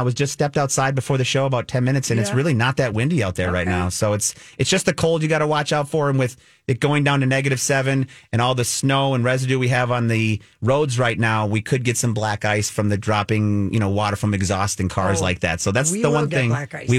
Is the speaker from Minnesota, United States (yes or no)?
yes; Orono, Minnesota, United States; I'm rooting for Orono with that one. That's kind of my hometown.